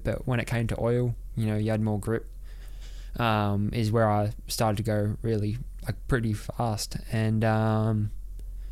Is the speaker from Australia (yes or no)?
yes; Australia; also born or lived in Monaco; we moved back to Oz